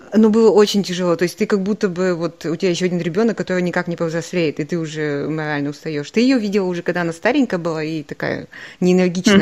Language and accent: Russian; Kazakhstan; moved away; я такая холоднокровная казашка